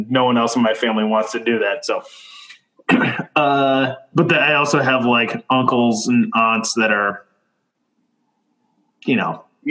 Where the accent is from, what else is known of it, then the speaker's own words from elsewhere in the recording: Michigan, United States; I'm from Michigan.